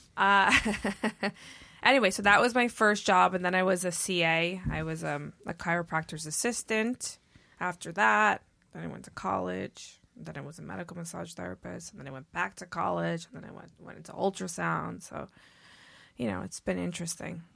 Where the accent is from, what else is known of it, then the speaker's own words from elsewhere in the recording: New York City, New York, United States; I grew up in New York City